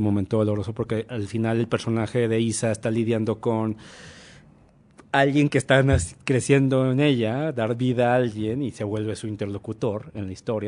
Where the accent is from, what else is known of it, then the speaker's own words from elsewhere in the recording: Monterrey, Nuevo León, Mexico; moved away as an adult; now in Mexico City, Mexico; yo también soy de Monterrey